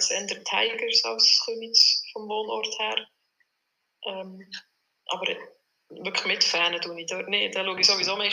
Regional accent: Bern, Switzerland; als Bernerin

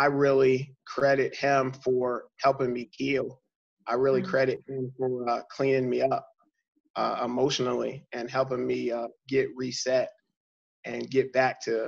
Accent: York, Pennsylvania, United States; this is my opportunity to come back to my hometown

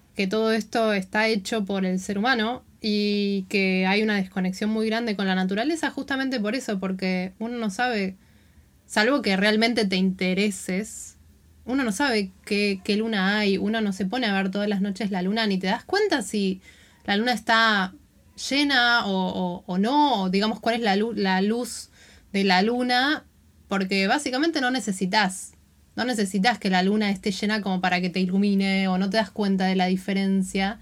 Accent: Buenos Aires, Argentina; moved away as an adult; yo me fui de Buenos Aires con 25 años

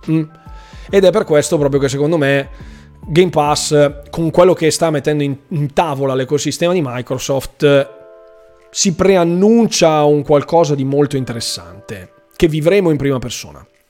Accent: Bergamo, Lombardy, Italy; Bergamo, quindi del mio paese

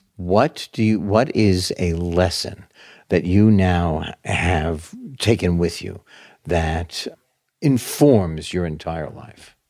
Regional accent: New York City, New York, United States; born or raised there

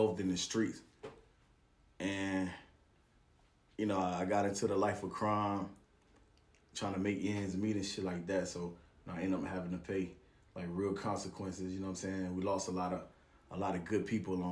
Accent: Macon, Georgia, United States; I was raised in Macon, Georgia

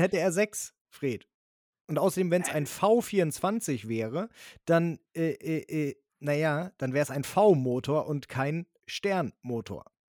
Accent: Germany; also born or lived in northern Germany; bei uns in Deutschland

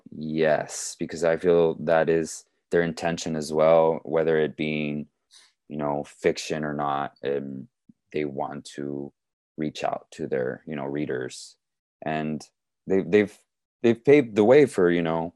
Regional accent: Laredo, Texas, United States; moved away as an adult; also born or lived in Los Angeles, California; When I came back to Laredo from Los Angeles

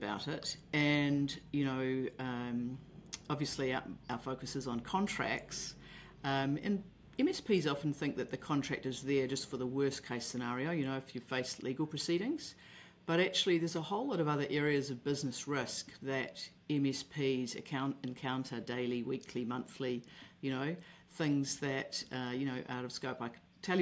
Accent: Auckland, New Zealand; I'm from Auckland, New Zealand.

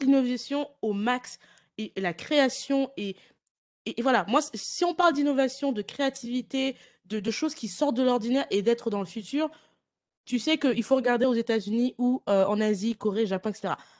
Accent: France; now in Ireland; je suis de France, même si je vis en Irlande

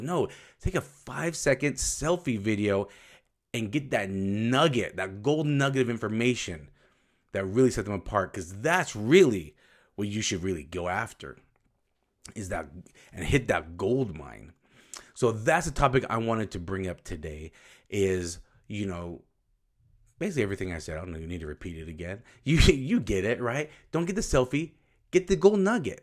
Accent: Utah, United States; I'm from Utah. It's a desert

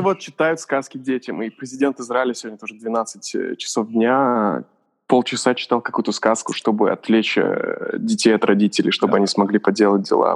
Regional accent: Kazakhstan; moved away; Я же из Казахстана сам, и у меня много там одноклассников

